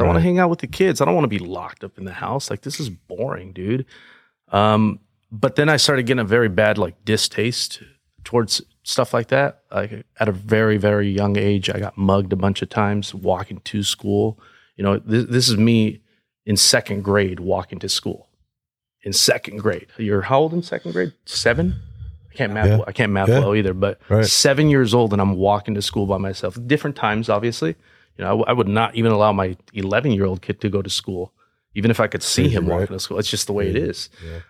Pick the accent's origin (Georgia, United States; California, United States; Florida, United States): California, United States; Paramount; I grew up in a very high crime area, right next to Compton, the city named Paramount.